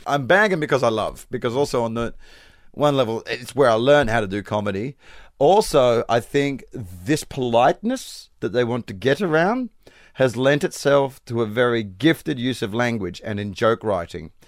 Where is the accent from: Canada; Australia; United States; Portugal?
Australia; Perth, Western Australia; accent: Australian; moved away; I'm from Perth, which is the most secluded city in the world